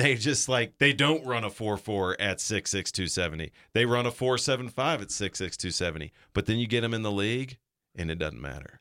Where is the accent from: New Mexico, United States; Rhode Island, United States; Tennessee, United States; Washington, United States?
Tennessee, United States; Chattanooga; also born or lived in North Georgia; I grew up there and I grew up going to Mox games